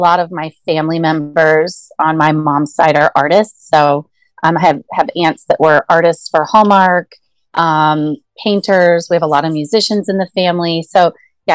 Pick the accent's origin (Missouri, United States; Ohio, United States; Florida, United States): Missouri, United States; Kansas City; I grew up in Kansas City, Missouri.